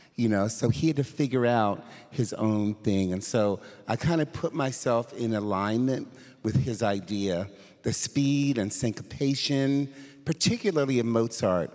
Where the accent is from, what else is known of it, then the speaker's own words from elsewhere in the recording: Philadelphia, Pennsylvania, United States; moved away; I'm originally from Philadelphia